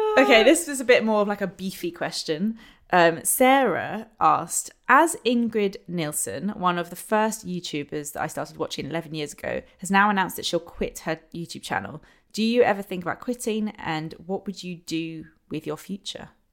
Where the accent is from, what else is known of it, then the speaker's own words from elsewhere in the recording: London, United Kingdom; Growing up in London